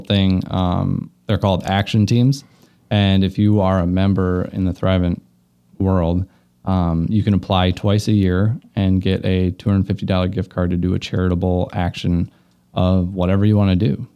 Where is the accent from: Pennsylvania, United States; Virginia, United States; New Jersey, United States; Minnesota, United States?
Minnesota, United States; Luverne; moved away as an adult; also born or lived in Omaha, Nebraska; now in Milwaukee, United States; grew up in Laverne, Minnesota